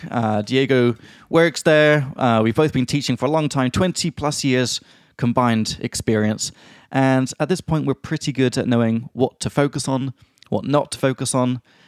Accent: England, United Kingdom; now in Prague, Czech Republic; from England

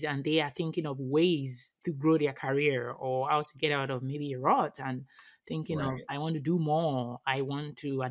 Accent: Nigeria; I am from Nigeria

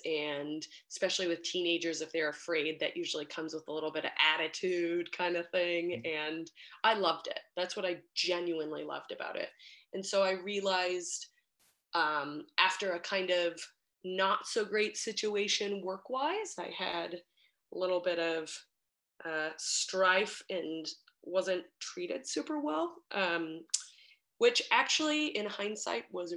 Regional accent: Park City, Utah, United States; moved away as an adult; also born or lived in Denver; I grew up in Park City, Utah

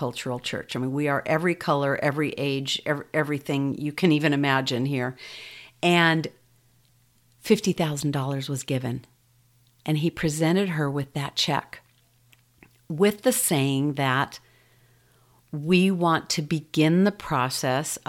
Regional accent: United States; growing up here in the U.S.

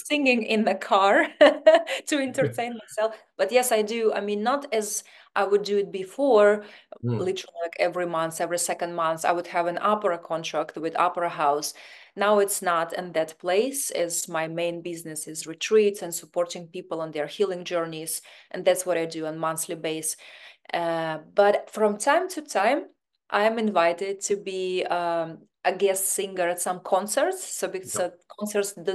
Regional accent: Siberia, Russia; English is a second language; moved away as an adult; now in Los Angeles, United States; But I'm originally from Siberia, Russia.

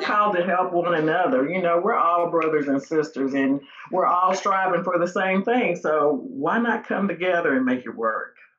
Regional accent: Mount Juliet, Tennessee, United States; also born or lived in Nashville, Tennessee; I grew up in Mount Juliet, um, left there for a little while, lived in Nashville for a couple years, and then moved back to Mount Juliet

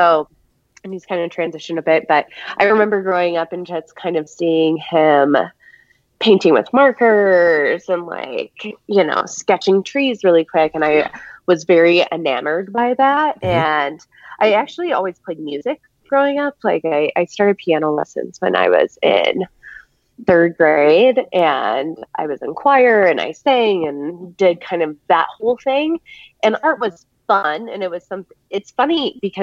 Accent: Chicago, Illinois, United States; moved away as an adult; also born or lived in Missouri / Vail, Colorado; now in Denver, United States; I'm from the Chicago area.

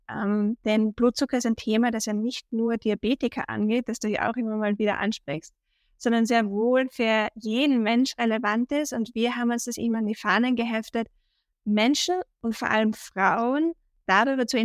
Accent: Austria; accent: Austrian; ich glaube auch unschwer meinem Dialekt zu erkennen, komme ich aus Österreich.

